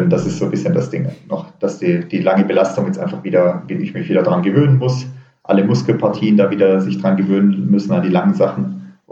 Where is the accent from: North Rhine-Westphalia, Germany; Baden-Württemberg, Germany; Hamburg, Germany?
Baden-Württemberg, Germany; also entweder gehe ich zurück in Schwarzwald, äh, wo ich herkomme, oder ich ziehe irgendwo Richtung Berg.